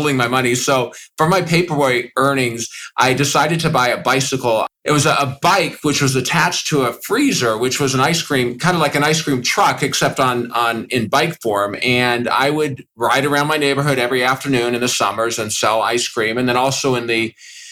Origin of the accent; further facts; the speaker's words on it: Los Angeles, California, United States; I was born in Los Angeles, California.